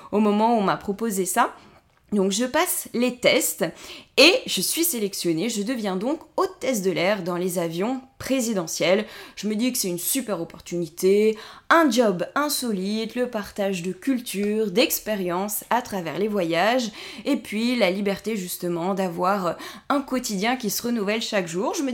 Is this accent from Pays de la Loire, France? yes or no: no; Corsica, France; born there; Je suis née en Corse il y a 33 ans et je voue un attachement particulier à mon île de beauté.